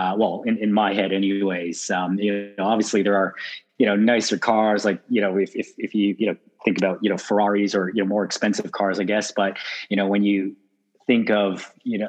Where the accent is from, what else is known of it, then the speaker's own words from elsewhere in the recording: Toronto, Ontario, Canada; moved away as an adult; now in Sydney, Australia; born and raised in Toronto, Canada, and moved to Sydney 10 years ago